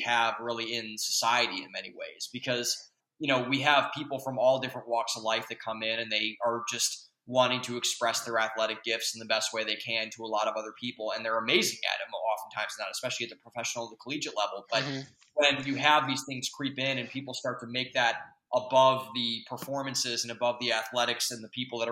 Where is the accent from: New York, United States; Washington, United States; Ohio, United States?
Ohio, United States; Northeast; we grew up in Northeast Ohio